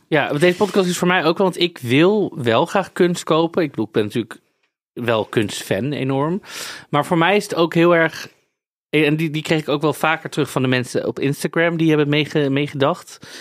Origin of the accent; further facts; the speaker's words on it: Netherlands; Ik ben toch een Nederlander